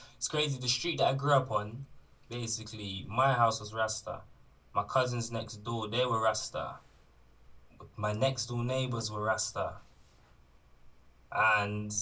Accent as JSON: {"language": "English", "town": "Bristol", "region": "South West England", "country": "United Kingdom", "tie": "born or raised there", "said": "So I grew up in St. Paul's. I explored the rest of Bristol when I started going to secondary school"}